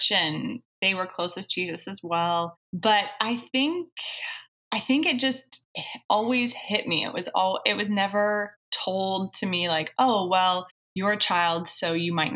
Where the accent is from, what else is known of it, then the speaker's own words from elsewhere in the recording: Saskatchewan, Canada; I actually grew up in Canada in a very small, well, it's not small, it's large, but it has a very small population